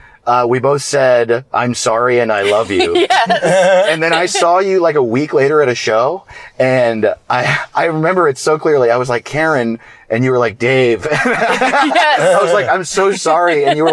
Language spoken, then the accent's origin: English; New York, United States; I'm from New York